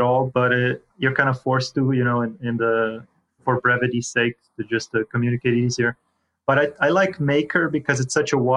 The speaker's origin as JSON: {"language": "English", "country": "Croatia", "moved": "yes", "said": "I come from Croatia originally."}